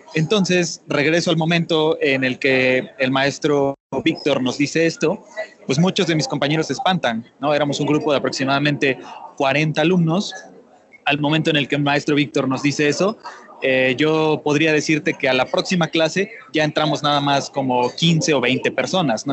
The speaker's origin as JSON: {"language": "Spanish", "town": "Tuxtla Gutiérrez", "region": "Chiapas", "country": "Mexico", "tie": "born or raised there", "said": "Yo soy originario de Tuxtla Gutiérrez, del estado de Chiapas, al sureste de México"}